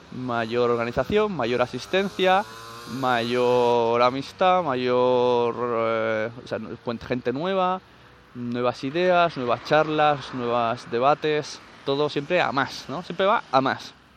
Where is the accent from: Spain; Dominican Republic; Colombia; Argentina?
Spain; Catalonia